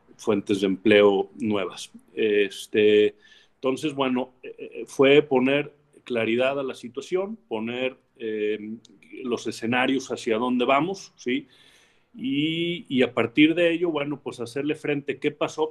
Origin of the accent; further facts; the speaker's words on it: Mexico; como mexicanos y como jóvenes